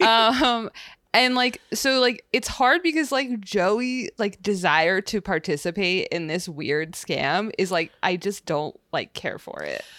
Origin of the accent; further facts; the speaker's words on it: West Coast, United States; we're from the West Coast